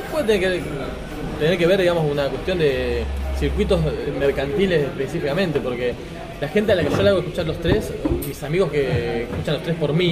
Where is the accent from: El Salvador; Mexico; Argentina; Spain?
Argentina; now in Buenos Aires, Argentina; tengo 36 años, soy argentino, vivo en Buenos Aires y tengo la doble nacionalidad argentina-chilena.